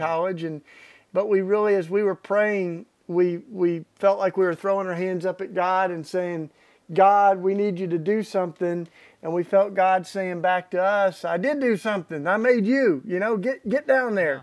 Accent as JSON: {"language": "English", "region": "East Tennessee", "country": "United States", "tie": "born or raised there", "said": "I grew up in Tennessee, East Tennessee, in the Bible Belt"}